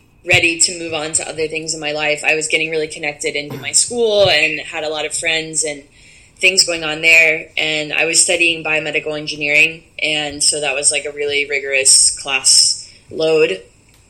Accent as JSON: {"language": "English", "town": "Columbus", "region": "Ohio", "country": "United States", "tie": "born or raised there", "also_born_or_lived": "Coral Gables, Florida", "moved": "yes", "said": "I grew up in Columbus, Ohio"}